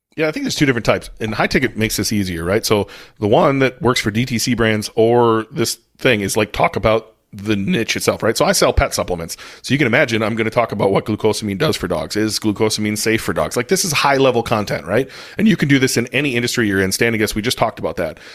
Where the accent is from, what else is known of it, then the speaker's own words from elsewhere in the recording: United States; I'm American.